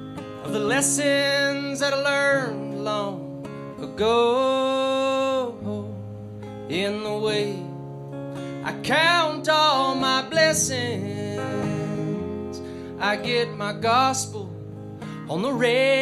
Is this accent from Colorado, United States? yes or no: yes; Denver, Colorado, United States